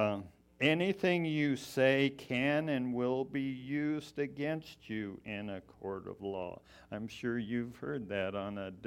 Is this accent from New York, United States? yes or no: no; Colorado Springs, Colorado, United States; moved away as an adult; also born or lived in Missoula, Montana; I was actually born and raised in Colorado Springs.